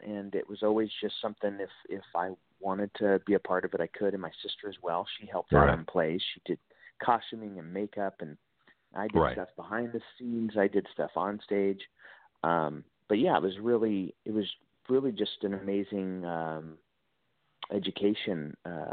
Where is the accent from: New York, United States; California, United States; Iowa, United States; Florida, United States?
California, United States; Chico; also born or lived in Santa Barbara, California; I was born in Santa Barbara, but I didn't grow up there. I grew up in Northern California, a small little town, Chico, California